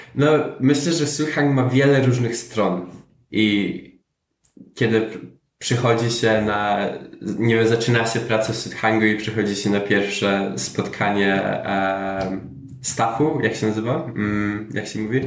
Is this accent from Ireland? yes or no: yes; Ireland; moved away as an adult; also born or lived in Poland; now in Germany; dorastałem w Irlandii. Um od 10 roku życia